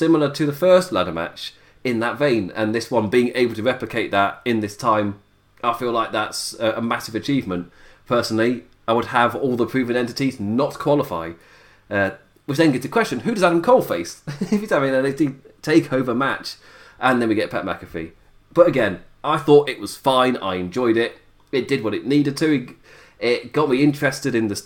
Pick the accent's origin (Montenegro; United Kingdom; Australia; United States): United Kingdom; my UK shores